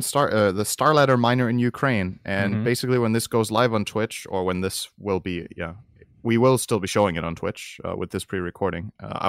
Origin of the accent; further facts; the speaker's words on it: China; moved away as an adult; I'm an American who was born and raised in China. Parenthesis, I'm Caucasian. I lived there from when I was born, basically until I started college